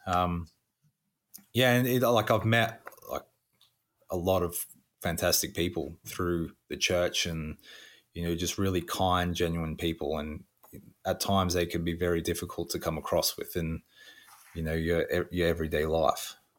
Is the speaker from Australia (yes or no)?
yes; country Victoria, Australia; moved away as an adult; also born or lived in Pacific Islands; now in St. Catharines, Canada; I'm Australian. Born, uh, southeast of Australia, uh, country Victoria